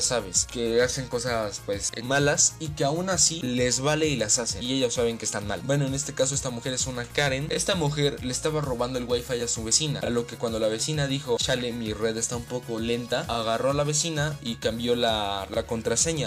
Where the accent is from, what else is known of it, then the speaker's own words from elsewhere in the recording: State of Mexico, Mexico; soy del Estado de México